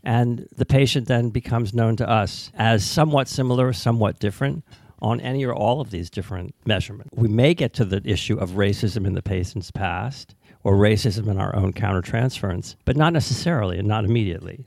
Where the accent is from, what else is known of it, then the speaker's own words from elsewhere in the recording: United States; as an American